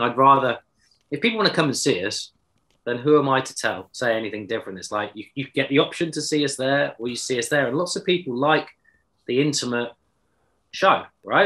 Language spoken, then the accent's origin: English; Exeter, South West England, United Kingdom; I'm from Exeter